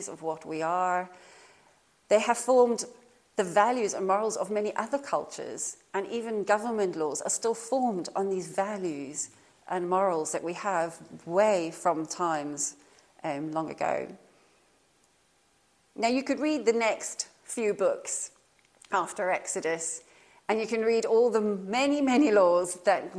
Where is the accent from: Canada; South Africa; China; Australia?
South Africa; now in Norfolk, United Kingdom; I was born in South Africa